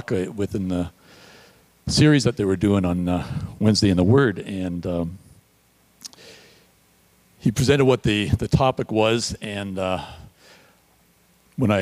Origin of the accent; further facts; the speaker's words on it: Toronto, Ontario, Canada; moved away as an adult; also born or lived in Red Deer, Alberta / Vancouver / California / Newmarket area; now in Greater Toronto Area, Canada; I grew up in Toronto